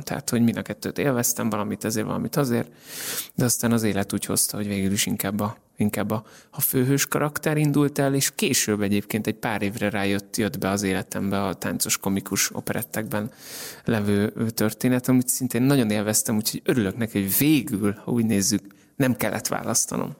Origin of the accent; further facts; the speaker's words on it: Hungary; now in Budapest, Hungary; magyar vagyok